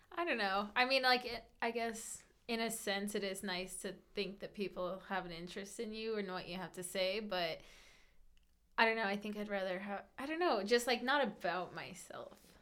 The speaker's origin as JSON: {"language": "English", "region": "Colorado", "country": "United States", "tie": "born or raised there", "also_born_or_lived": "California", "said": "I absolutely grew up here and I consider myself to be a native."}